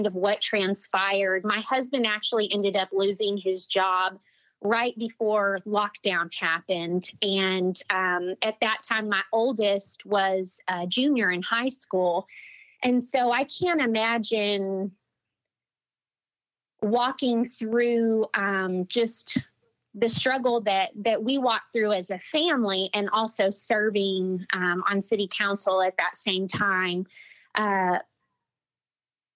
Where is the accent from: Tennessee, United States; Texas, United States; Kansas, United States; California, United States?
Texas, United States; Midland; I was born and raised in Midland, Texas, and I live here with my husband